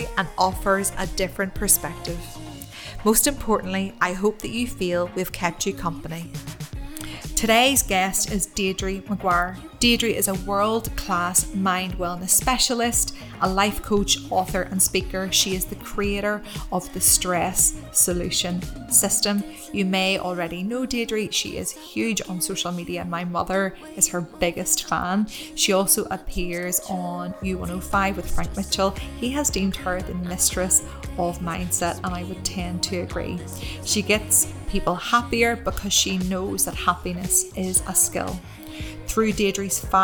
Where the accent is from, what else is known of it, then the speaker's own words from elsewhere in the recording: Ireland; moved away as an adult; also born or lived in Dubai; at home with my mom in Ireland